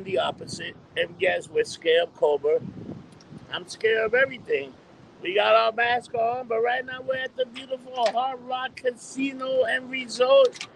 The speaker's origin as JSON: {"language": "English", "country": "United States", "said": "From America."}